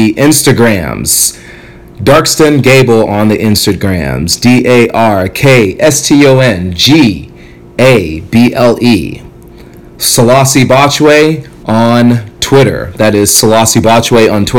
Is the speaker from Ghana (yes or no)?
yes; Ghana; now in United States; I'm from Ghana, West Africa